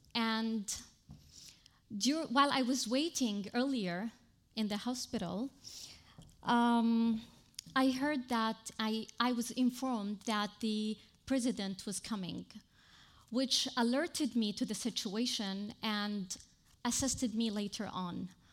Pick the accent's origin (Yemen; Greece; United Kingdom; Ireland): Yemen; now in Lebanon; from Yemen